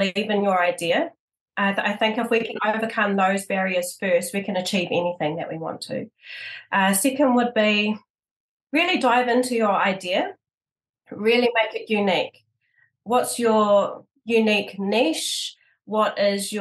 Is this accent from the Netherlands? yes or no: no; Gisborne, New Zealand; from the East Coast, born and raised in Gisborne, and I'm currently living here in Gizzy.